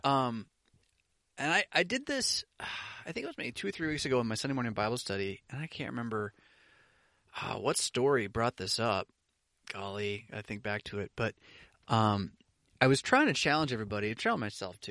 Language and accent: English; United States; I'm an American